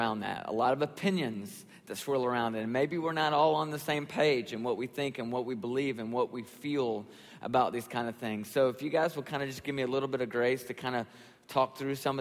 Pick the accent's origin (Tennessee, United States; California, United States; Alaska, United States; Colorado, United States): Tennessee, United States; Nashville; I'm actually from Nashville and grew up in Nashville and pastor a church there in Nashville.